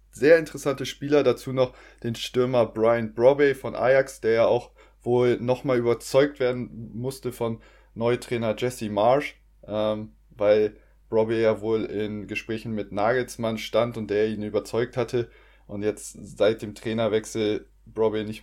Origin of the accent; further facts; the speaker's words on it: Stuttgart, Baden-Württemberg, Germany; ich als Stuttgarter wünsche es ihm sehr, dass er da auf jeden Fall die Top-Performance, die er teilweise bei Stuttgart abgeliefert hat